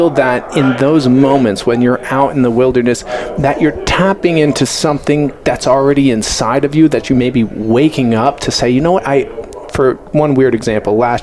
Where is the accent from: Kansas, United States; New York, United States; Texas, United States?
New York, United States; Long Island; moved away as an adult; now in Colorado, United States; so I grew up in Long Island and my parents live on the water on the North Shore.